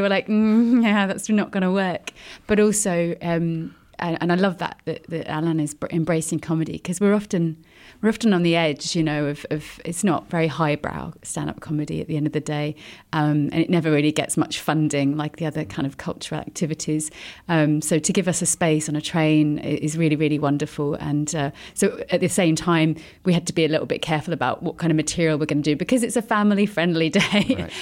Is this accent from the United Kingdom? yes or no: yes; United Kingdom; as you can probably tell from my accent, I'm uh, I'm British